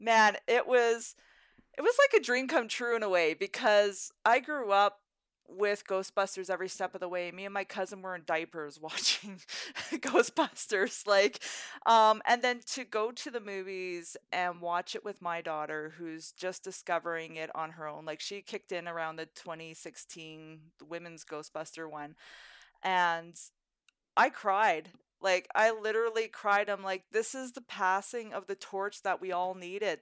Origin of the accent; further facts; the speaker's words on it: Fort Macleod, Alberta, Canada; also born or lived in Crowsnest Pass, Alberta / Drumheller, Alberta / Calgary, Alberta; I grew up in the Crowson's Pass, I grew up in Fort McLeod